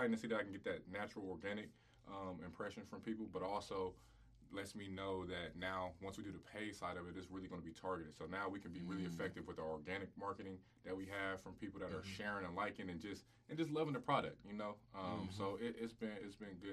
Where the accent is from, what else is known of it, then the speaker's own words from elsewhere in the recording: Columbus, Ohio, United States; This being my hometown